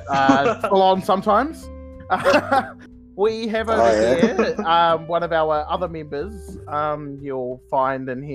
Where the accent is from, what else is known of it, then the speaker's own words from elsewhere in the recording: New Zealand; me being a New Zealander